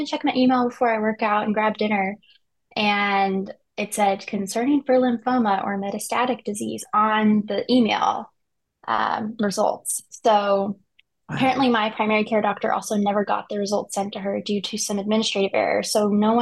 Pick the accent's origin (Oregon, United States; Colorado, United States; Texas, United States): Colorado, United States; moved away as an adult; also born or lived in Chicago; I'm originally from Colorado, which is where camp is.